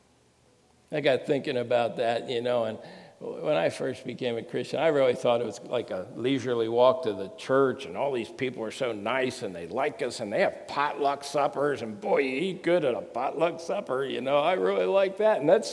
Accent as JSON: {"language": "English", "region": "New Jersey", "country": "United States", "said": "I'm from Jersey"}